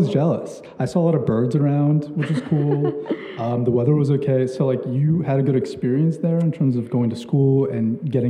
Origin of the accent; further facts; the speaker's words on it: Pakistan; born there; I was also born in my, and I was born in Pakistan, actually.